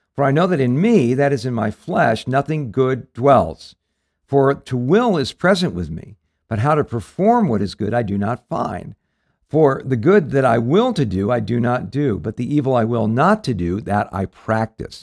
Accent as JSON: {"language": "English", "region": "Southern California", "country": "United States", "tie": "born or raised there", "said": "we grew up in Southern California"}